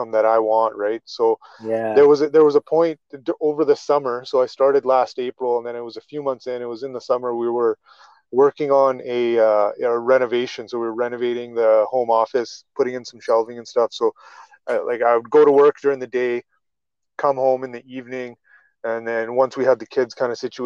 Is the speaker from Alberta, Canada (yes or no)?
yes; Calgary, Alberta, Canada; I'm from Calgary, Alberta, in Canada.